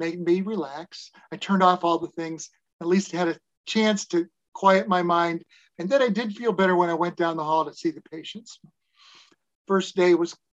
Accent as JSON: {"language": "English", "region": "Nebraska", "country": "United States", "moved": "yes", "said": "I was from Nebraska"}